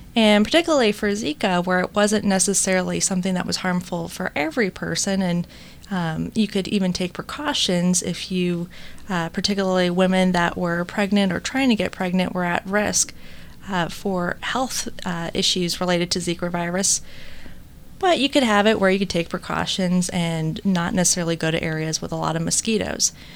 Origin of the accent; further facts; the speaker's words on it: United States